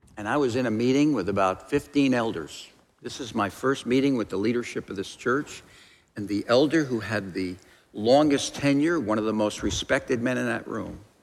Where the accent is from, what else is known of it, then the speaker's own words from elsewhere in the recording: New Jersey, United States; I grew up in New Jersey